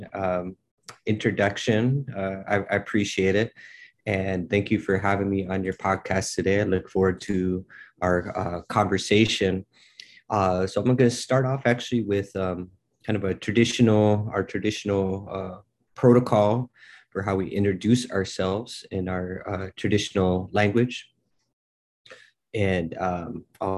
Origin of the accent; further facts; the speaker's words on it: North Dakota, United States; now in Seattle, United States; I come from Standing Rock, but currently live here in Seattle, Washington